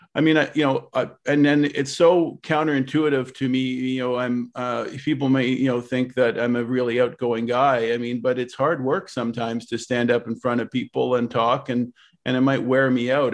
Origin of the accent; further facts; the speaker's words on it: Ottawa, Ontario, Canada; I'm born and raised in Ottawa.